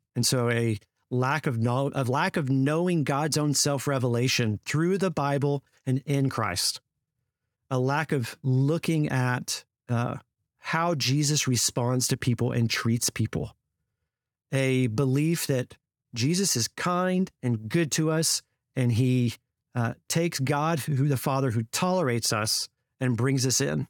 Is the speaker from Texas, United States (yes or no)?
yes; Fort Worth, Texas, United States; spent five years in Fort Worth, uh, at, in my hometown